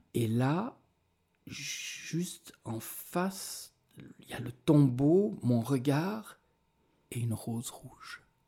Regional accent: Switzerland; je viens de Suisse

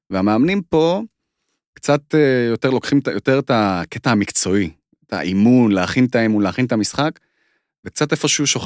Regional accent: Israel; also born or lived in Moscow, Russia; אני נולדתי במוסקבה, נכון, כן. אנחנו עלינו בגיל שלוש עליתי.

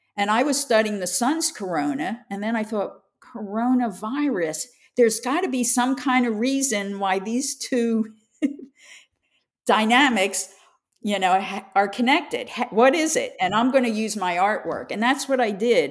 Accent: Philadelphia, Pennsylvania, United States; I grew up in Philadelphia as a young child

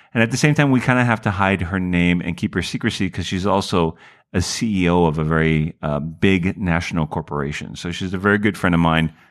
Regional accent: Honolulu, Hawaii, United States; moved away as an adult; now in Los Angeles, United States; when I was growing up in Hawaii

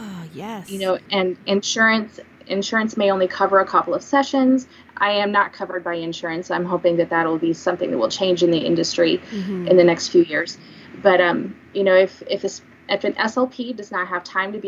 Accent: Springfield, United States; moved away as an adult; also born or lived in Kansas City; I am newly established back in Springfield, in my hometown

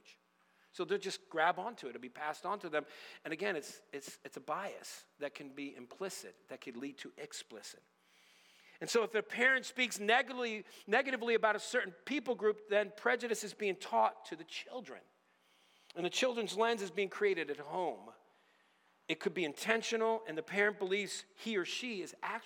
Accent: United States; I'm an American, born American, true blue, red, white, and blue

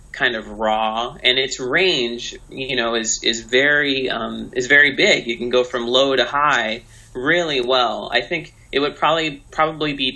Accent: Texas, United States; Like, I'm from Texas. I live in Austin, and that's where I'm at right now.

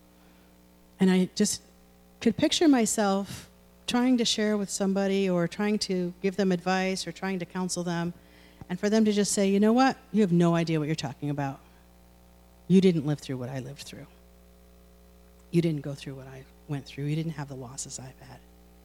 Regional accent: United States

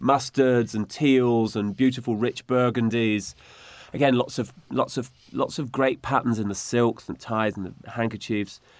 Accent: United Kingdom; as British, you know, the Brits have been great travellers

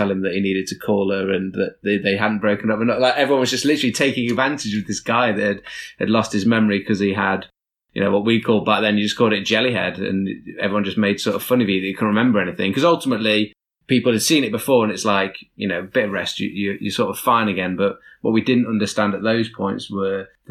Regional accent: Nottingham, East Midlands, United Kingdom; I'm from Nottingham.

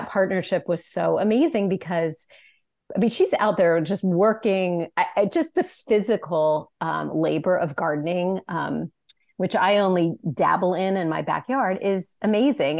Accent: Sacramento, California, United States; I'm from, as you mentioned, I'm from Sacramento

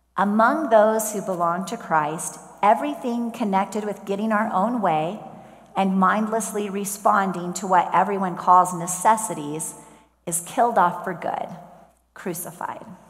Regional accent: Columbia, Missouri, United States; moved away; My mom and I went back to Columbia, Missouri last weekend to visit my hometown church

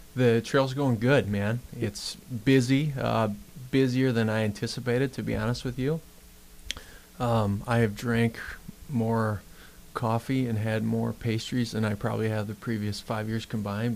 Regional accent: Worthington, Minnesota, United States; I grew up in Worthington, Minnesota

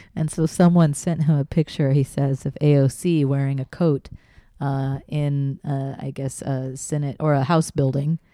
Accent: Texas, United States; growing up in Texas

